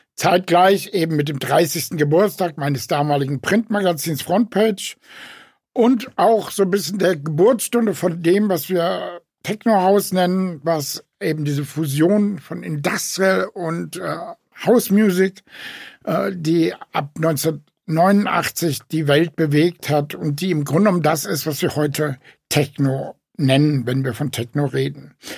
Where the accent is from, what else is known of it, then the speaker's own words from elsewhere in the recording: Frankfurt, Hesse, Germany; in Frankfurt, meiner Heimatstadt